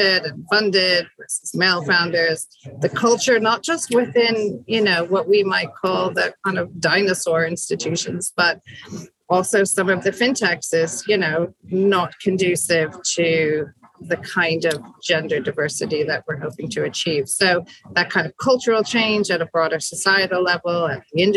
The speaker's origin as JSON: {"language": "English", "country": "United States", "tie": "born or raised there", "moved": "yes", "lives_now": "United Kingdom", "said": "although I was born in the States, I've been living in the UK for a long time. All my kids are born here"}